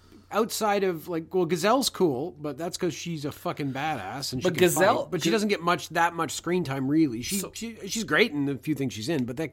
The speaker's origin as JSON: {"language": "English", "region": "South East England", "country": "United Kingdom", "accent": "British", "said": "Yeah, I'm actually from Surrey. I don't know if that's what people from Surrey sound like at all."}